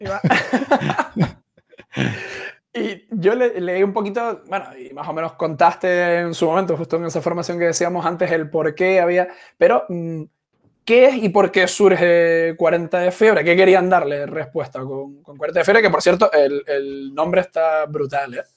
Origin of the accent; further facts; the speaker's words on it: Canary Islands, Spain; Yo soy canario, no puedo decir patata